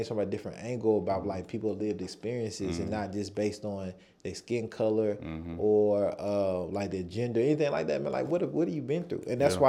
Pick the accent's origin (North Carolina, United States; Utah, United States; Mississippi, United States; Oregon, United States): North Carolina, United States; moved away; also born or lived in Costa Rica; And I'm from North Carolina.